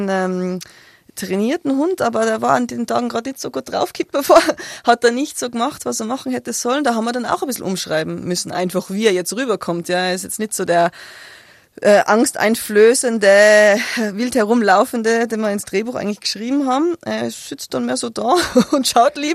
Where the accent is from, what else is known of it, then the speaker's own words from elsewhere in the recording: Innsbruck, Tyrol, Austria; Ich bin eine der wenigen, ja, ja, ich bin geboren in Innsbruck.